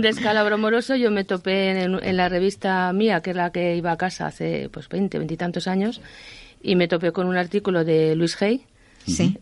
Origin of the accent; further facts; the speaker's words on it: Madrid, Community of Madrid, Spain; now in Ávila, Spain; Yo soy madrileña, aunque vivo en Ávila, soy madrileña.